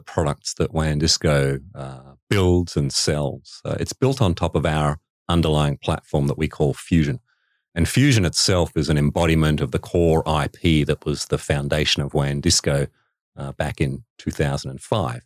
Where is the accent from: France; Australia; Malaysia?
Australia; Western Australia; moved away; growing up in Western Australia, uh, meant that, uh, I lived in an environment reasonably remote